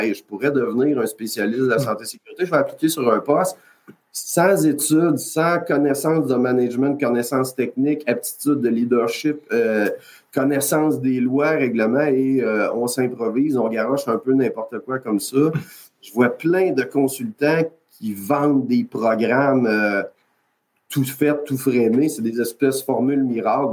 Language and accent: French; Quebec, Canada; je viens du Québec, Canada